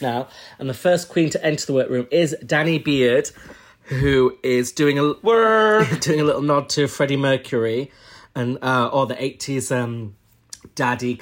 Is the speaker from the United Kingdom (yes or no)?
yes; Huddersfield, Yorkshire and the Humber, United Kingdom; I'm from Huddersfield, Yorkshire